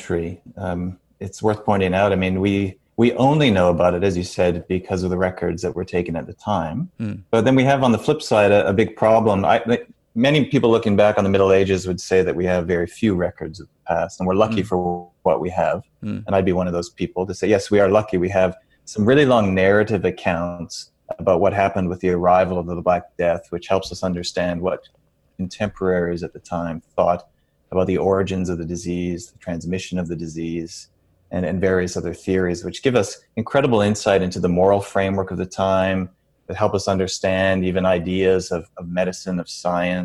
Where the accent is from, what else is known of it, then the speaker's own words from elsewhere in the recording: Lethbridge, Alberta, Canada; moved away as an adult; also born or lived in Scotland / England / New Zealand; now in Australia; I come from Southern Alberta. I'm born and raised in Lethbridge